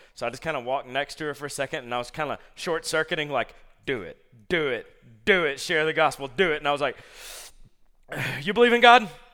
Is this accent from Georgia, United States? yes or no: yes; Columbus, Georgia, United States; I grew up in Columbus, Georgia